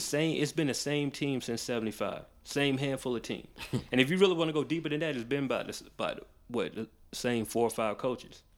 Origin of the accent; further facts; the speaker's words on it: Macon, Georgia, United States; I grew up in Macon